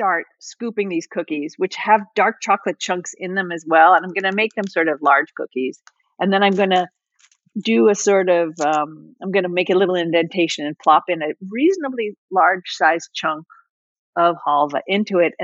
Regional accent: Northwest Central New Jersey, United States; I'm from Northwest Central New Jersey

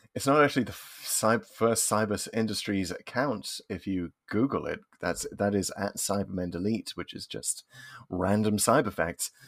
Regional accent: United Kingdom; as a Brit

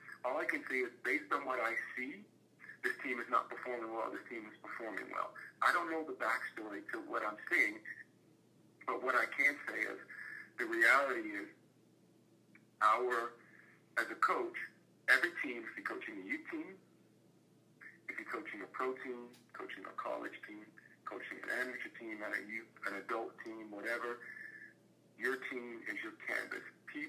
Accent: the South, United States; Look, I grew up in the South, right? I grew up in the South.

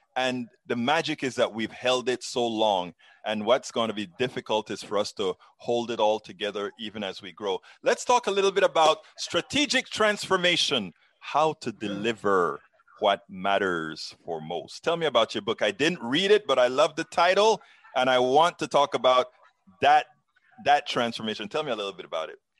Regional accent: Panama; now in United States; both of us are immigrants. I'm from Panama

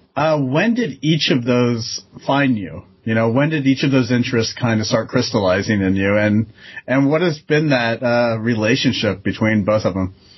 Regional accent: Florida, United States; I grew up in Florida, and while that's a very transient, diverse state

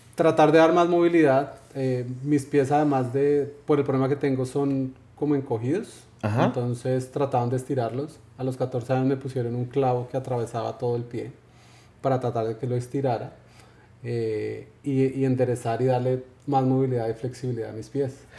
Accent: Colombia; soy colombiano

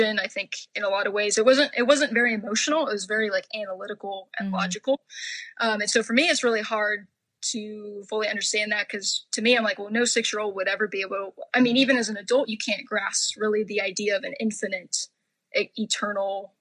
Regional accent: Orange County, California, United States; also born or lived in Oregon; I grew up in Orange County, upper middle class, white conservative

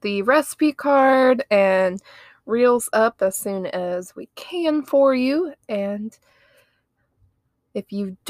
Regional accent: Ohio, United States; now in Alabama, United States; I'm from Ohio.

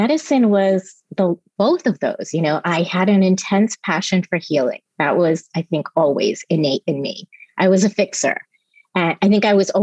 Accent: New Jersey, United States; also born or lived in Mumbai, India; I grew up in New Jersey on the East Coast. I think I was there from the time I was six.

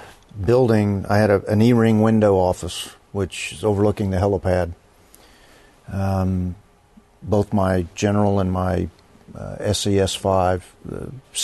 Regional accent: Fort Worth, Texas, United States; particularly as a kid growing up in Fort Worth when Carswell was a B-52 base

